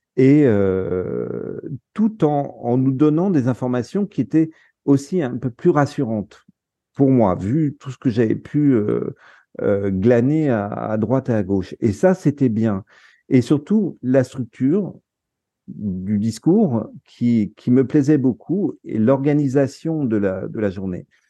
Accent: France; also born or lived in Netherlands; en tant que Français

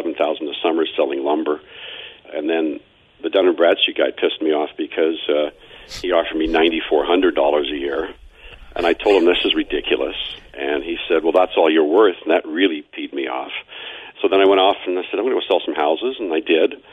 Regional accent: Toronto, Ontario, Canada; I was born in Toronto, as I said earlier, product of two immigrants. Tough neighborhood in Toronto, moved out to the burbs

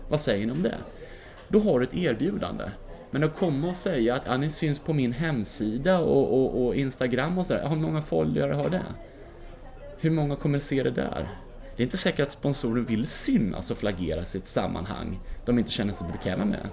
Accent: Mora, Dalarna County, Sweden; när jag var 17 år från Mora, där vi bodde då

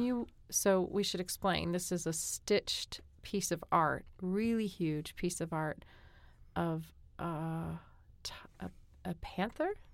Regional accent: New England, United States; moved away; also born or lived in Korea; I'm from New England

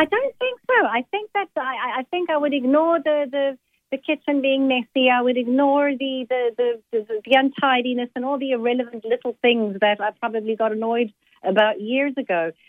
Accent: South Africa; first language Italian; English is a second language; I was born in South Africa, but my mother and father are Italian. I spoke Italian before I spoke uh, English

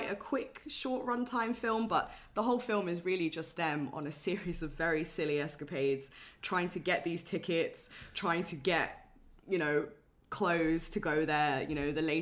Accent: London, United Kingdom; I grew up in London, North London as well

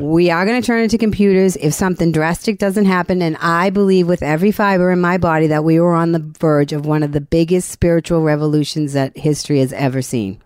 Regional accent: Boston, Massachusetts, United States; I'm from Boston.

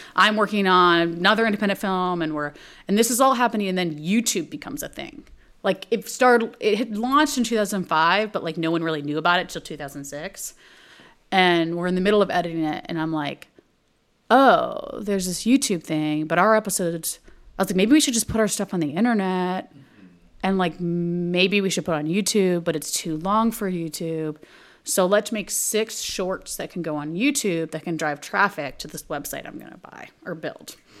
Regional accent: Texas, United States; moved away as an adult; also born or lived in Montreal / New York; I'm from Texas.

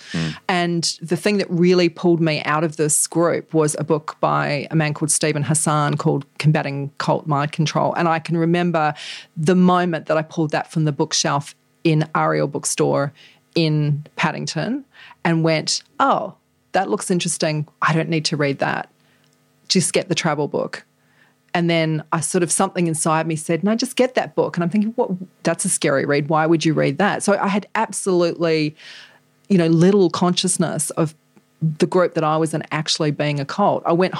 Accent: New Zealand; And I felt like I grew up in an American society because the culture that I grew up in New Zealand in that group was very American.

